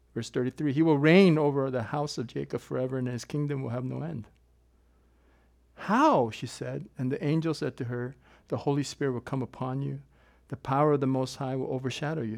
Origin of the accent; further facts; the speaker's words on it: South Korea; moved away; my home country that's divided, my country's south. I'm not from the north